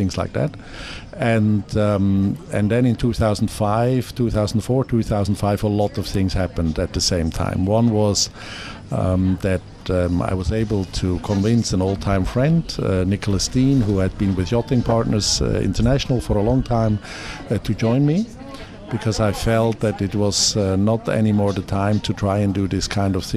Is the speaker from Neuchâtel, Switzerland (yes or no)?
no; Zurich, Switzerland; my hometown, my lovely hometown